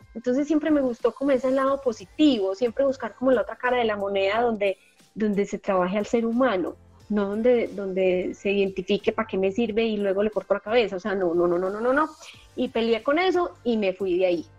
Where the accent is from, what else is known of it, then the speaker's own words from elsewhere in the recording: Medellín, Antioquia, Colombia; accent: paisa; Yo soy paisa. Aquí en Colombia a las personas de Medellín les decimos paisas. Eh, soy de Medellín